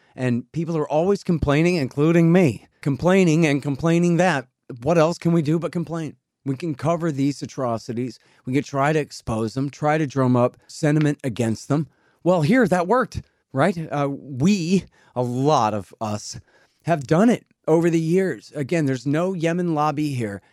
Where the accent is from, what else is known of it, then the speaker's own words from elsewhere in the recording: Texas, United States; I'm a Texan.